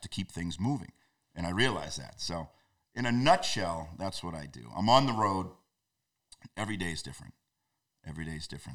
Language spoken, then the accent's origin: English; North Shore, New England, Massachusetts, United States; I grew up on the North Shore.